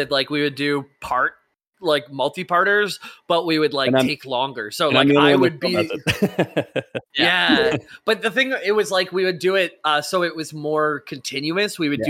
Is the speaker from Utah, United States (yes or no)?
yes; Utah, United States; P.S. I'm from Utah in the USA, and yes, I'm a Mormon, but I bring it up every time I hear y'all bring up Utah.